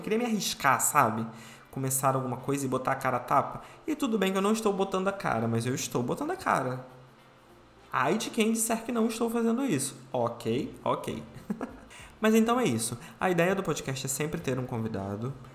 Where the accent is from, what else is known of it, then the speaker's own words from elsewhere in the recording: Rio de Janeiro, Brazil; Eu sou carioca, nasci aqui no Rio de Janeiro, fui criado aqui no Rio de Janeiro